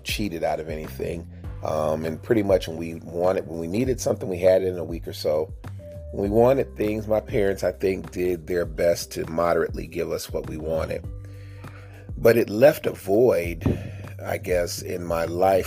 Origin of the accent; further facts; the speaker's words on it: United States; growing up in America as a kid